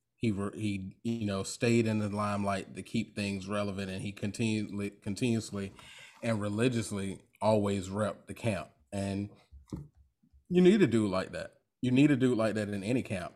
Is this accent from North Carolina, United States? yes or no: no; Jacksonville, Florida, United States; I'm from Duval County. I'm from Florida. Right. I'm 904 representative, Florida boy.